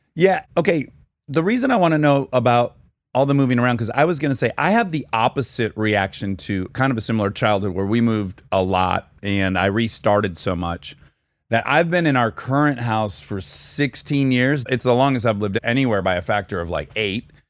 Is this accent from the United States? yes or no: yes; Detroit, Michigan, United States; I'm from Detroit